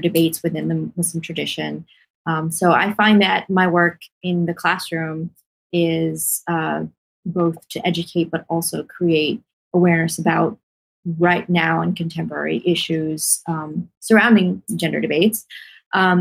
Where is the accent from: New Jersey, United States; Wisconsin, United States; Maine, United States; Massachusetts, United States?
Massachusetts, United States; Boston; I'm from Boston, and so the Boston area as well.